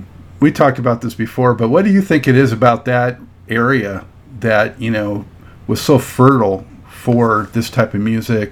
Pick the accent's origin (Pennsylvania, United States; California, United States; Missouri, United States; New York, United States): California, United States; Los Angeles; moved away; growing up in Los Angeles, you know, Dayton, Ohio seemed like it was on the other side of the world.